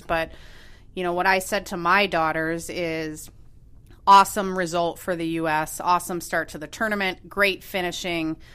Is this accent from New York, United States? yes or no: no; Minneapolis, Minnesota, United States; moved away as an adult; also born or lived in Evanston, Illinois / Santa Clara, California; now in Chicago, United States; I grew up in Minneapolis